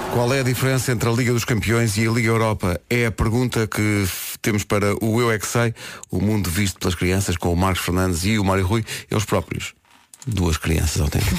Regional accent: Lisbon, Portugal; a maternidade onde nasci é onde é hoje a maternidade, a, eh, a, eh, eh, o Hospital Dona Estefânia

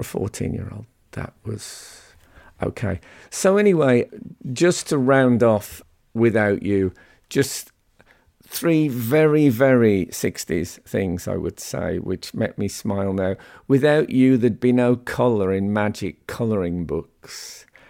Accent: West Midlands, United Kingdom; growing up in the West Midlands

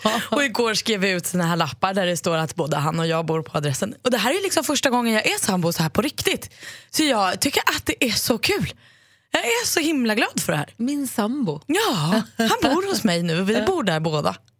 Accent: Stockholm, Stockholm County, Sweden; som stockholmare

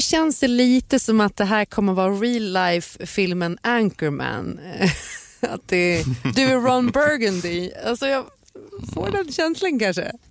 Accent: Gotland, Sweden; min barndom på Gotland

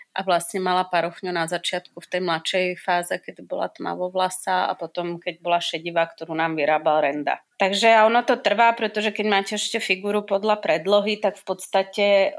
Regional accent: Slovakia; now in Czech Republic; ja som taká strašne slovenská

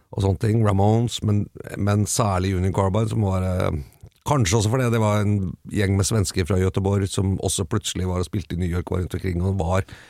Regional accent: Bærum, Akershus, Norway; Jeg vokste opp på Østerås

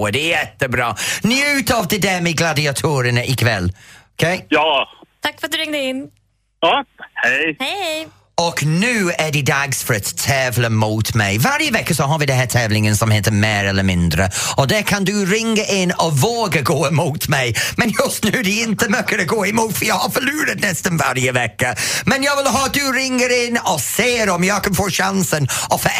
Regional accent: Canada; Swedish is a second language; now in Laholm, Sweden; Jag kommer från Kanada from Canada. Du har en liknande brytning som vad jag har.

